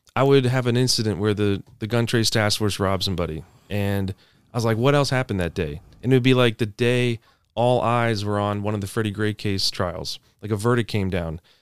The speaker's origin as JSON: {"language": "English", "area": "Anne Arundel County, outside of Annapolis", "region": "Maryland", "country": "United States", "tie": "born or raised there", "said": "I'm from Anne Arundel County, outside of Annapolis"}